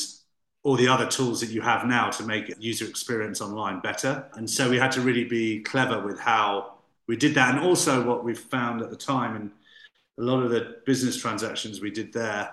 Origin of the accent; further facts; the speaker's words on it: United Kingdom; Being very British